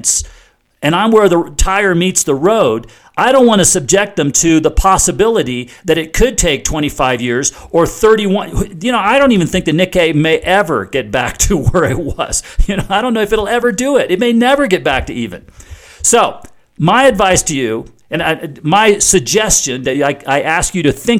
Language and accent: English; United States